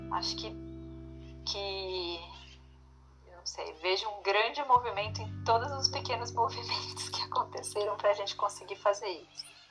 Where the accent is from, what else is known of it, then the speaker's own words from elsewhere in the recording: São Paulo, Brazil; moved away as an adult; also born or lived in Cerrado region; nascida e criada em São Paulo